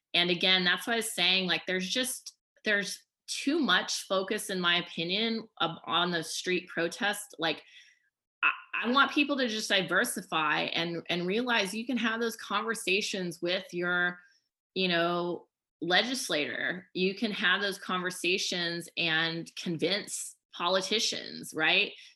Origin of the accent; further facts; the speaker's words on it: Oklahoma, United States; moved away; I grew up in Oklahoma too